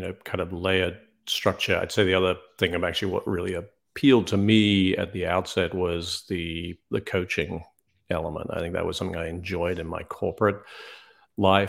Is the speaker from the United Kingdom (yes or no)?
yes; United Kingdom; moved away as an adult; also born or lived in New York; now in South Carolina, United States; I'm actually British, grew up in the U K